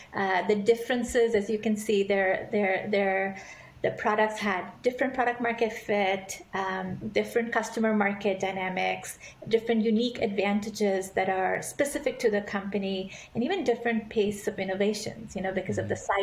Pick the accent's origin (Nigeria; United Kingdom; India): India; now in San Francisco, United States; I grew up in India eh, in a family full of doctors